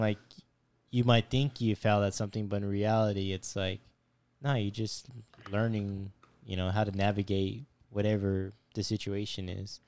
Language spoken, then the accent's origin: English; Fresno, California, United States; moved away; I'm not a local myself. I'm from Fresno.